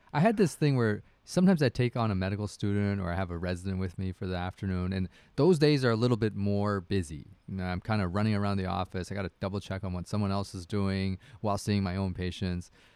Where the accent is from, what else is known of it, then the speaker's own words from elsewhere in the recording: Canada; I'm a Canadian hockey dad.